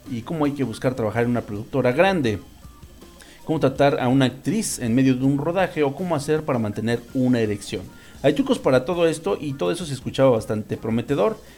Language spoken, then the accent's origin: Spanish; Colombia; eso pasa mucho en Latinoamérica, sobre todo en Colombia, de donde yo soy